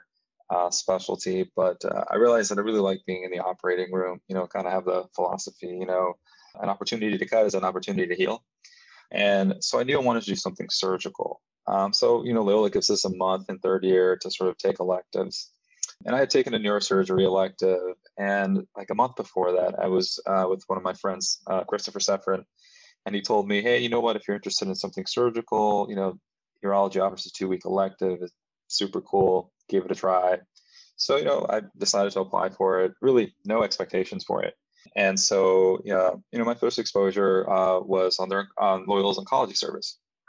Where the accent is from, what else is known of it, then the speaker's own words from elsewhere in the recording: Mexico; now in United States; I grew up from a family of immigrants. So I'm actually from Mexico. I'm a DACA recipient.